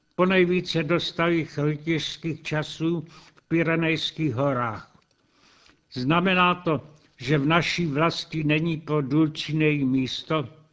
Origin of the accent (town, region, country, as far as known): Czechia